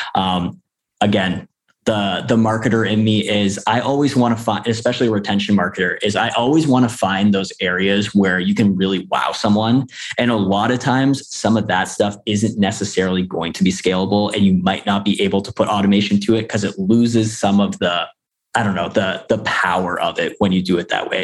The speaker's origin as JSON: {"language": "English", "country": "Canada", "said": "I'm I'm actually from Canada"}